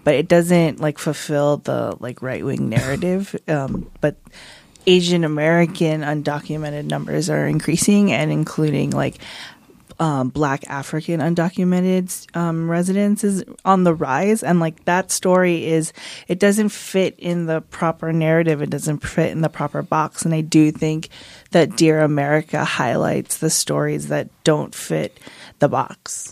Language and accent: English; San Fernando Valley, California, United States; I grew up in the San Fernando Valley